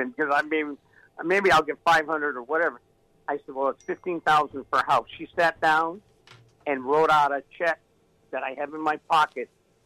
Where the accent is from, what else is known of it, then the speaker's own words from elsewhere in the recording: United States; I'm from the Hamptons